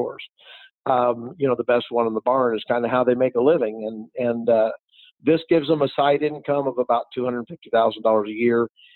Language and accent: English; Kansas City, Missouri, United States; moved away; also born or lived in Cochise County, Arizona; I'm from Kansas City where it's been the frozen tundra there